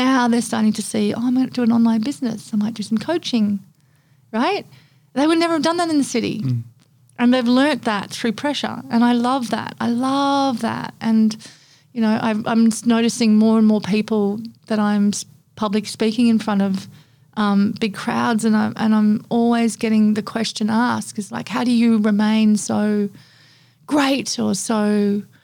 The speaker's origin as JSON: {"language": "English", "country": "Papua New Guinea", "tie": "born or raised there", "also_born_or_lived": "Australia / Indonesia", "moved": "as an adult", "lives_now": "Gold Coast, Australia", "said": "growing up in Papua New Guinea for 21 years and then moving to Australia and then moving to Indonesia"}